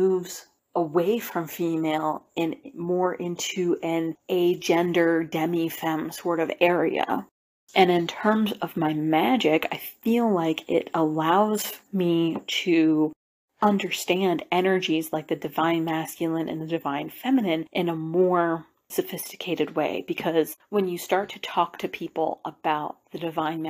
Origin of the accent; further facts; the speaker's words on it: Appalachia, United States; Growing up in Appalachia